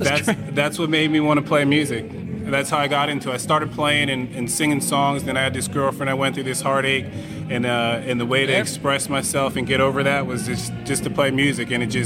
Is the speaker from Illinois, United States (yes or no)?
no; Lehigh Valley, Pennsylvania, United States; I was born in the Valley. I live in the Valley.